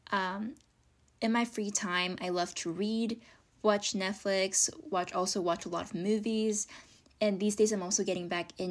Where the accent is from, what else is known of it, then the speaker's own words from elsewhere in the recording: South Korea; high school sophomore from South Korea. I am South Korean, I was born and raised in South Korea